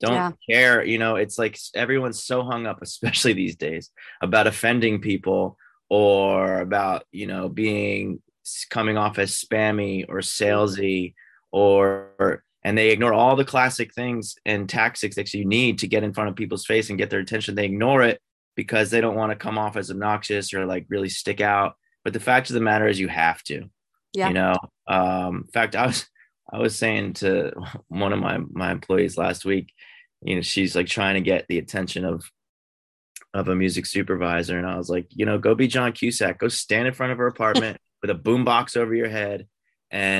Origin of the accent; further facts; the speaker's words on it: outside of Philadelphia, Pennsylvania, United States; moved away as an adult; also born or lived in Boston, United States / New York, United States; now in Los Angeles, United States; I grew up outside of Philly